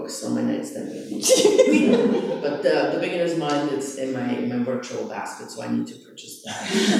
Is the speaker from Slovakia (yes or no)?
yes; Slovakia; now in United States; I'm originally from Slovakia. I was born there